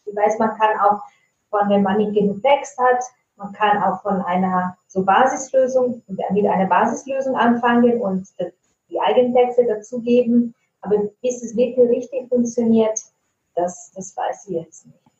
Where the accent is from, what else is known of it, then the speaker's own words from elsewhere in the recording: Italy; first language Italian; German is a second language; now in Germany; ich komme ursprünglich aus Italien. Ich wohne aber schon lange in Deutschland